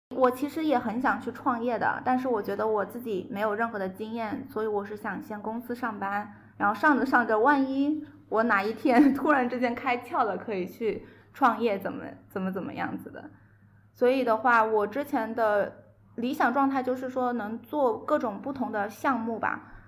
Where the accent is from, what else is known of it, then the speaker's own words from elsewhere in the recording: Guangzhou, Guangdong, China; moved away as an adult; now in Zhejiang, China; 我其实广州人嘛，然后一直是在广州找到了一份挺满意的一个工作